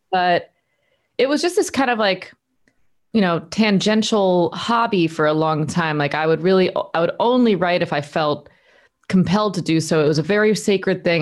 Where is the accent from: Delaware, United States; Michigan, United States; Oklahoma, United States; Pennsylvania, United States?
Delaware, United States; moved away as an adult; also born or lived in Nashville, Tennessee; now in Los Angeles, United States; I'm from Delaware, East Coast